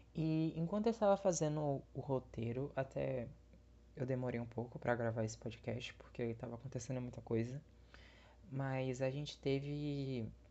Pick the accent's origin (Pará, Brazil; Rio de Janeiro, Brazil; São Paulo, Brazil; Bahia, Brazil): Bahia, Brazil; eu sou da Bahia, eu sou nordestino